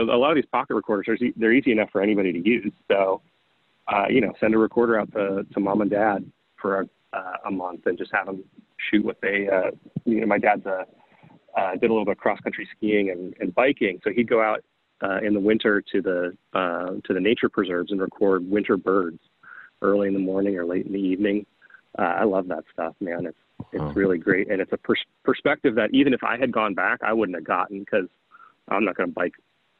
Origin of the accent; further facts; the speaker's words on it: Iowa, United States; I grew up in the Midwest as well. I grew up in Iowa.